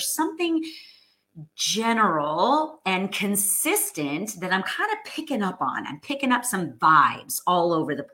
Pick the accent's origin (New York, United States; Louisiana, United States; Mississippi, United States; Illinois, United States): New York, United States; moved away as an adult; now in Texas, United States; I'm a former New Yorker, friends, born and raised. All my roots are in New York.